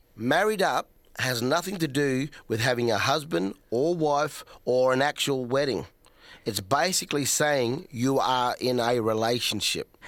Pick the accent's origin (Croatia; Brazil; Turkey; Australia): Australia; South Australia; I'm a Nunga, he automatically knows I'm from South Australia